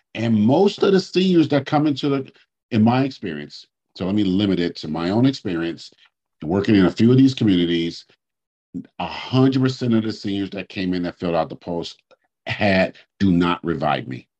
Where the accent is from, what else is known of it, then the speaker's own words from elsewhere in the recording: Oakland, California, United States; where I grew up in Oakland